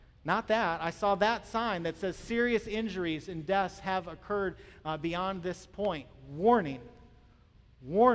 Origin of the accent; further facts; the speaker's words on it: Michigan, United States; moved away; I grew up in Michigan